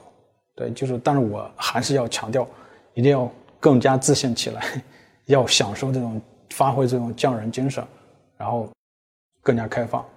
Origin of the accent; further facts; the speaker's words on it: China; 这个人是有有国别，比如说我是中国人，对，然后我是参与开源的一份子